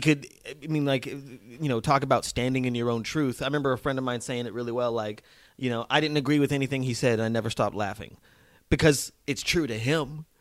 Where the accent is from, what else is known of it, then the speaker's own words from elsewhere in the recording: Las Vegas, Nevada, United States; moved away as an adult; also born or lived in New Mexico / Boston / New York; I'm from a small country town in New Mexico, and then moved to Las Vegas, Nevada